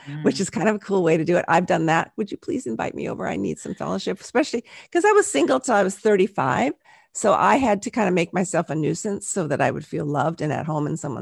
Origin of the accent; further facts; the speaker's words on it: Southern California, United States; now in Central Coast, California, United States; I grew up in Southern California